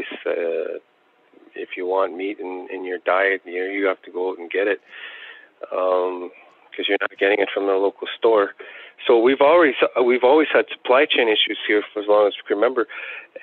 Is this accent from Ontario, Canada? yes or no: yes; Attawapiskat, Ontario, Canada; growing up in Attawapiskat, I knew only one person who played the harmonica